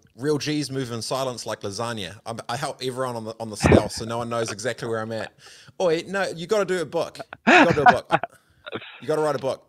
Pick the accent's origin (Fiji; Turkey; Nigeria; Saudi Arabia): Fiji; also born or lived in New Zealand; because I was young, I was born in New Zealand, grew up in Fiji for a bit here and then traveled around.